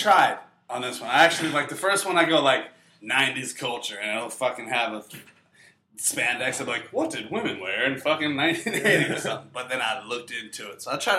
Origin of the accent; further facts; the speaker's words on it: North Carolina, United States; I'm from North Carolina